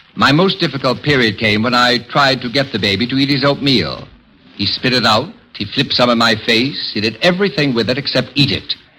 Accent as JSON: {"language": "English", "region": "Indiana", "country": "United States", "said": "I'm from Indiana"}